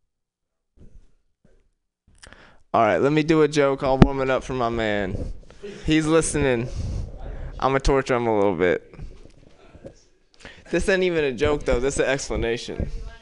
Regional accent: Oakland, California, United States; I'm from West Oakland.

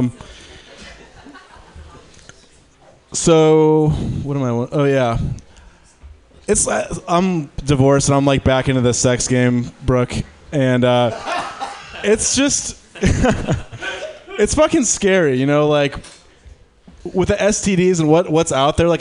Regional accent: Detroit, Michigan, United States; now in San Francisco, United States; I'm from Detroit.

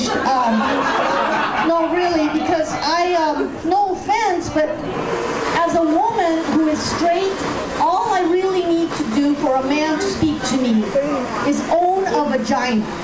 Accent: Peru; moved away; I can't do that. I'm from Peru.

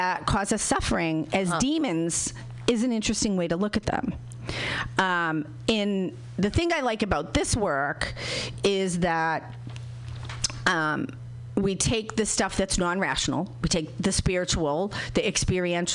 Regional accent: Boston, Massachusetts, United States; I'm from Boston

